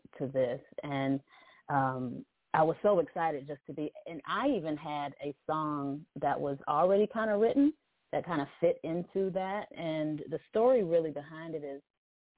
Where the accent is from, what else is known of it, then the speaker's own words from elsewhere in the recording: Cleveland, Ohio, United States; I'm from Cleveland, Ohio, calling in from Cleveland